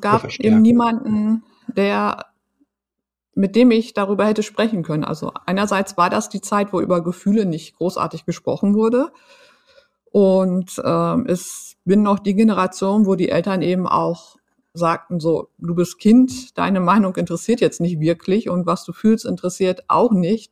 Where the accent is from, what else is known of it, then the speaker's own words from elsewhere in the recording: Emsland, Lower Saxony, Germany; ich bin äh, auf dem Land groß geworden, im mhm. Emsland